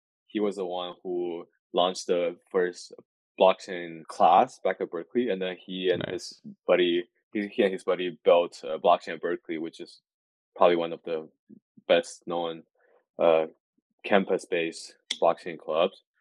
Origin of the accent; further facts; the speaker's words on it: China; moved away; I came from China as well